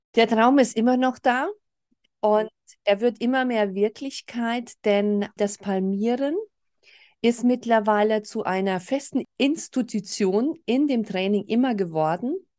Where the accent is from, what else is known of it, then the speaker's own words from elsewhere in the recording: Germany; bei uns in Deutschland